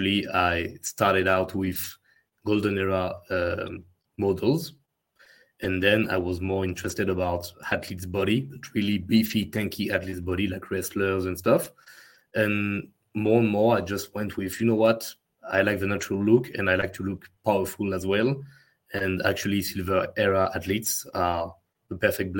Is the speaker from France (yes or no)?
yes; France; accent: French; English is a second language; my French accent